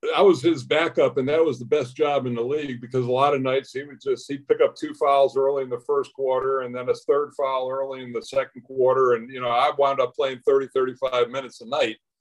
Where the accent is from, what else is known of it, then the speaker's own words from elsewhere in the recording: Monroe, Connecticut, United States; moved away; my house in Monroe, Connecticut